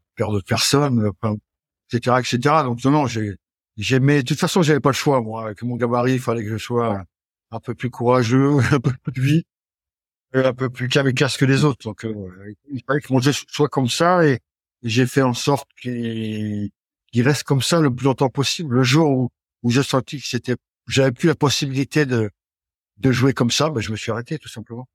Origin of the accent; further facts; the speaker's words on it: Brittany, France; also born or lived in the south of France; mon papa, pour, pour, le travail, avait quitté le sud et, et donc j'ai grandi en Bretagne